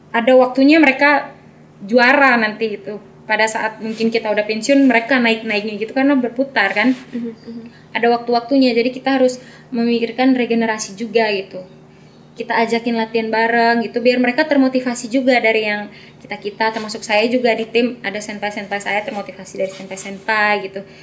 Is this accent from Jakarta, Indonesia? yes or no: no; Bali, Indonesia; saya asli NTT tapi memang saya membawa nama Bali karena lahir besar di Bali